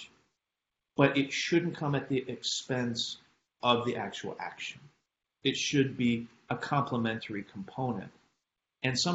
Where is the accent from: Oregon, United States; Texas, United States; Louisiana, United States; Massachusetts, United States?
Oregon, United States; I'm also from Oregon